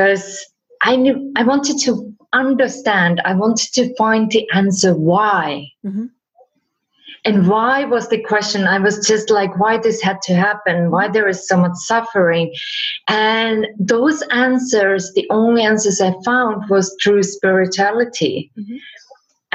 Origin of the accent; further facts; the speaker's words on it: Finland; also born or lived in California; now in Spain; I live in Spain, but originally I'm from Finland